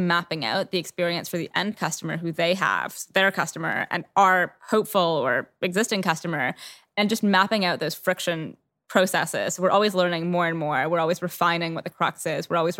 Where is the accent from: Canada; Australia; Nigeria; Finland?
Canada; now in London, United Kingdom; So I'm Canadian originally, for anyone that's curious about the accent. I've lived in London for 13 years.